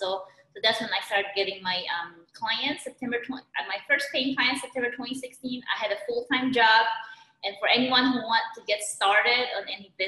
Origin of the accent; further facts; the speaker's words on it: Philippines; moved away as an adult; now in United States; I was born and raised in the Philippines